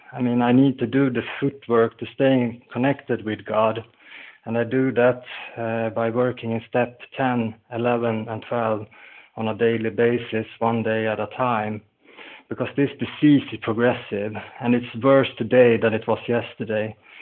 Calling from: Falun, Dalarna County, Sweden; I'm calling in from Falun in Sweden.

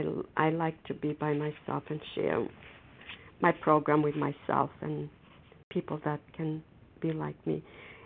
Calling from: Foxborough, Massachusetts, United States; I'm calling from Foxborough, Massachusetts

